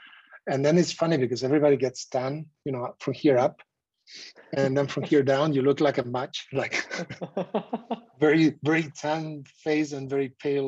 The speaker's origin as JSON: {"language": "English", "region": "southern Spain", "country": "Spain", "tie": "born or raised there", "also_born_or_lived": "Netherlands", "moved": "as an adult", "said": "So I am originally from Spain. I was born and raised in the south of Spain."}